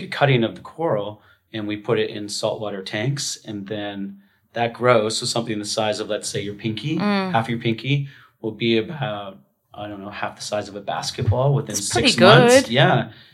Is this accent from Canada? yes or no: yes; Vancouver, British Columbia, Canada; also born or lived in Tofino, Canada; my hometown in Vancouver